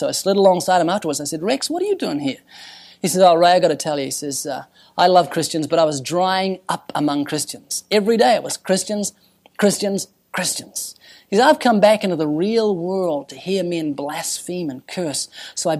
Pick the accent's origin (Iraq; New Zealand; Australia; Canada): New Zealand; I'm from New Zealand